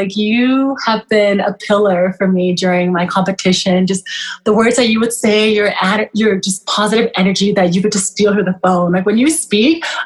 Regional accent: Canada; also born or lived in Kenya / Newfoundland; I am Canadian, but I'm Sudanese descent, so I'm Sudanese Canadian

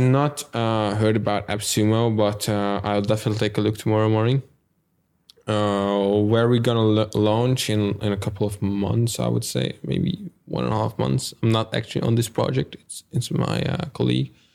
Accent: Hungary; English is a second language

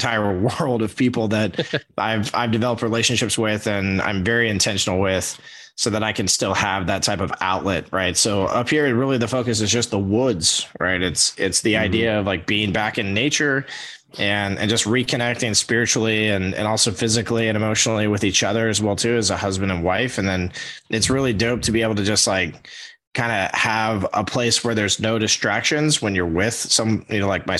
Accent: Orlando, Florida, United States; moved away as an adult; now in East Tennessee, United States; I'm born and raised in Orlando, Florida, and a resident there for 36 years.

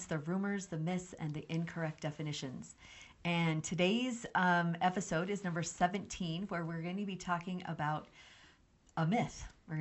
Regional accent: New Mexico, United States; I grew up in New Mexico

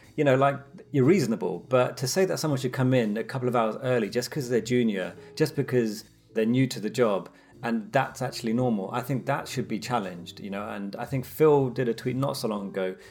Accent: London, United Kingdom; being Londoner

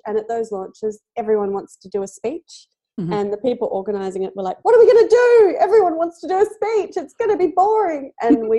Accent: Perth, Western Australia, Australia; when I was a teenager and I grew up in Perth

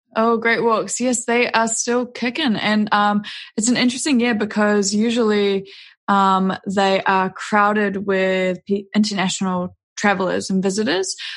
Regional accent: Auckland, New Zealand; also born or lived in New York / Denver; I grew up in New Zealand, out in West Auckland, and then went to university in Auckland

